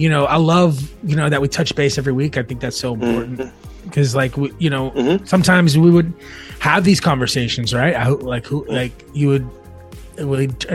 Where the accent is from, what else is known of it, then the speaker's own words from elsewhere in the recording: Allen, Texas, United States; We grew up in Allen